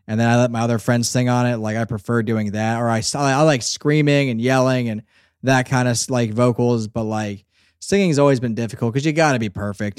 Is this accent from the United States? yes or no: yes; Northeast, United States; I, I'm from the Northeast too